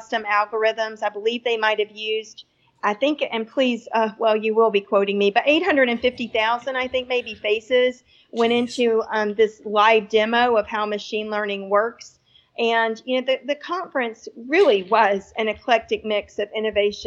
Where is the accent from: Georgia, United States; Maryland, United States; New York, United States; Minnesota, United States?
Georgia, United States; Atlanta; I'm from Atlanta